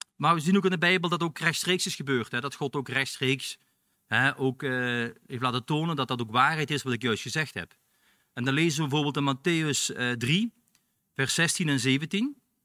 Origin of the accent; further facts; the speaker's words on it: Belgium; now in Netherlands; ik ben een Belg